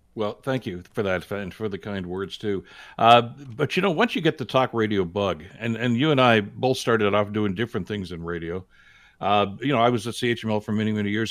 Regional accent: Hamilton, Ontario, Canada; if you were born and raised in Hamilton, like I was

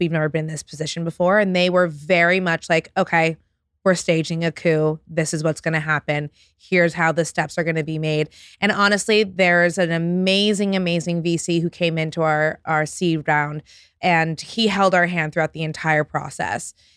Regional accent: New York City, New York, United States; I grew up on the Upper West Side, between the Upper West Side and the Upper East Side of Manhattan

